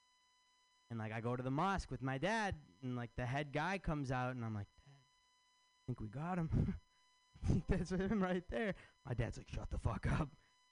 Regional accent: Michigan, United States; now in San Francisco, United States; I'm from Michigan

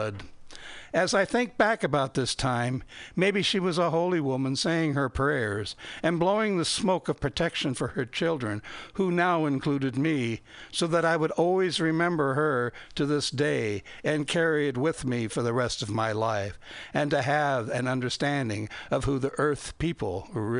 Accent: Fort Recovery, Ohio, United States; born or raised there

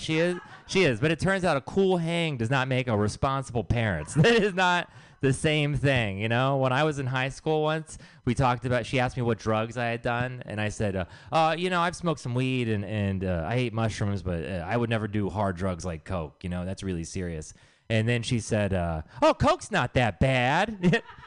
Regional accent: Texas, United States; I am from Texas

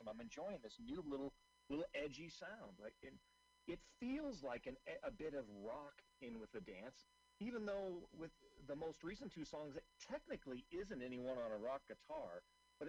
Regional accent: Seattle, Washington, United States; I'm originally from Seattle

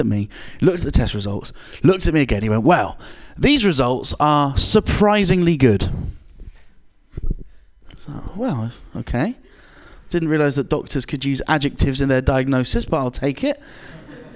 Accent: England, United Kingdom; I'm British

